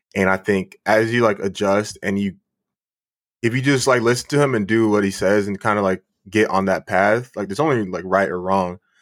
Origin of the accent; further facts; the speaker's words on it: Waxhaw, North Carolina, United States; I grew up in Waxhaw Marvin